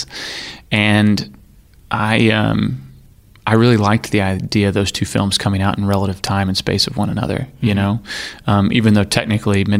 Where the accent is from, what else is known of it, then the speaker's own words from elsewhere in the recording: Arkansas, United States; I grew up in Arkansas